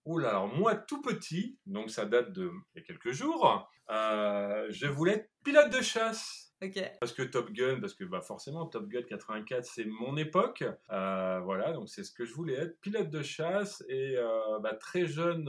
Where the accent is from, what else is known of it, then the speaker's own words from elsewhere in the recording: Rouen, Normandy, France; moved away as an adult; now in La Rochelle, France; Normandie, là d'où je viens, à Rouen